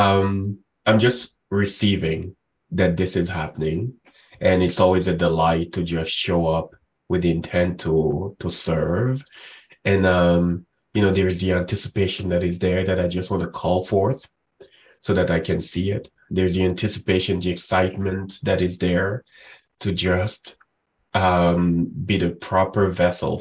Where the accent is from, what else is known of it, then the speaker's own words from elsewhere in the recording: Cameroon; I was born and raised in Africa, the central part of Africa. Cameroon is where I grew up